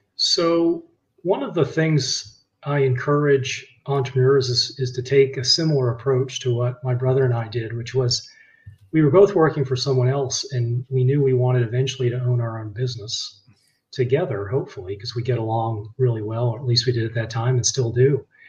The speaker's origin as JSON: {"language": "English", "region": "Virginia", "country": "United States", "tie": "born or raised there", "also_born_or_lived": "Boston, Massachusetts", "moved": "as an adult", "said": "I grew up in Virginia"}